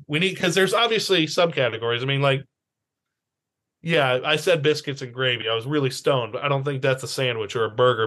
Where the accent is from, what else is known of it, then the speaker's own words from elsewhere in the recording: Kansas City, Missouri, United States; I grew up in Kansas City